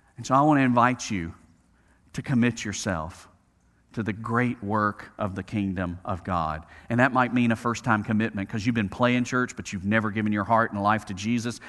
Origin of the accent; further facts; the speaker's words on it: Birmingham, Alabama, United States; growing up in Birmingham, Alabama